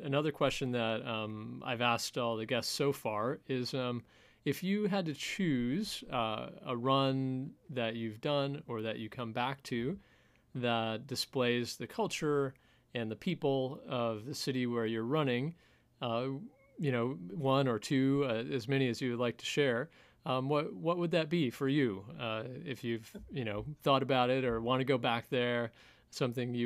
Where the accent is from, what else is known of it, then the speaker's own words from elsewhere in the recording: Michigan, United States; my hometown in Michigan